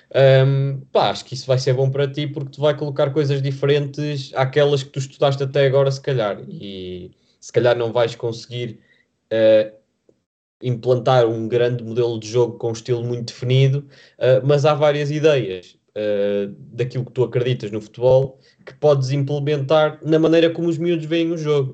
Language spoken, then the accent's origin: Portuguese; Vila Nova de Famalicão, Norte, Portugal; moved away as an adult; now in Lisbon, Portugal; apesar de eu estar a estudar em Lisboa, estar muitas vezes fora de Lisboa, porque eu sou de Famalicão